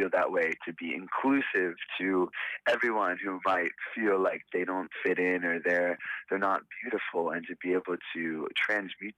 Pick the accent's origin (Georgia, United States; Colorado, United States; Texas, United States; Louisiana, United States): Georgia, United States; Savannah; moved away as an adult; also born or lived in Boston, Massachusetts; now in Kauai, United States; I was born and raised in Savannah, Georgia, on the coast of Georgia.